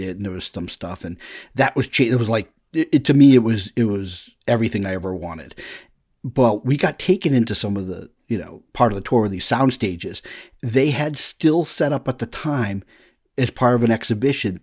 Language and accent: English; Woburn, Massachusetts, United States; also born or lived in Lexington, Massachusetts; I first get to Woburn, Massachusetts is where I moved from Lexington, Massachusetts